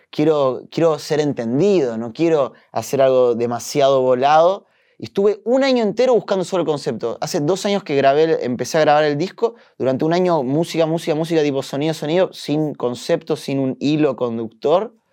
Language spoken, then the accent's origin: Spanish; Uruguay; also born or lived in Brussels, Belgium / Flanders, Belgium; Y nací en Bélgica. Nací en, Bruselas, pero viví en Flandria, en el norte, en, en Vlaanderen. Viví ahí ocho años y después nos mudamos a Uruguay.